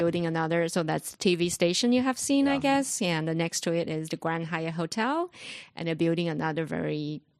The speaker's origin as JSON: {"language": "English", "country": "China", "tie": "born or raised there", "also_born_or_lived": "Singapore / Shanghai", "moved": "yes", "said": "I actually was born and raised in China, and my mother was from Shanghai."}